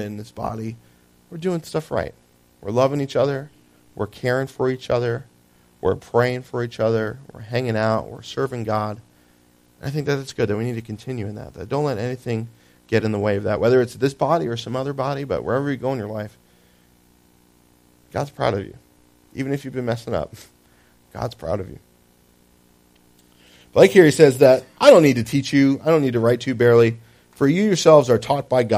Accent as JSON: {"language": "English", "region": "New Jersey", "country": "United States", "tie": "born or raised there", "said": "I lived in Jersey. I was born in Jersey"}